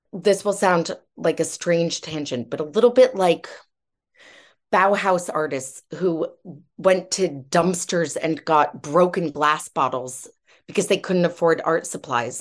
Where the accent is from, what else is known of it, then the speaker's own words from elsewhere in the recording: United States; now in United Kingdom; I'm American by background, but I've lived here for a long time